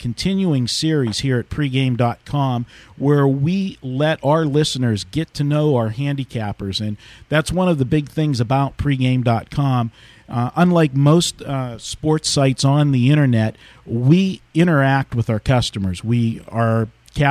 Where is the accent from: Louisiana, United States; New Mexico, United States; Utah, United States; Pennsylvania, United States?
Pennsylvania, United States; western; I was on the western side